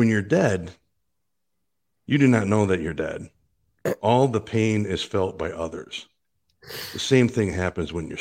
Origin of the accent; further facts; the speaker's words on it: Green Bay, Wisconsin, United States; moved away; growing up in Green Bay and living in Green Bay for a while